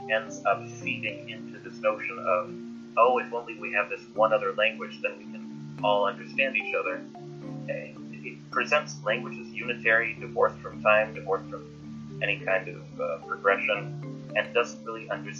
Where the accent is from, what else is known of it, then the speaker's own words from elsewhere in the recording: Oregon, United States; I'm from Oregon, on the west coast of the United States